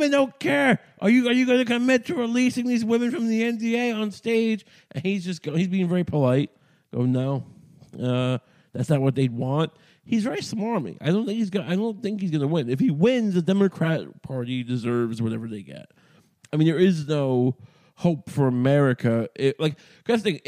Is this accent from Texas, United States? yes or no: no; New York, United States; I grew up in New York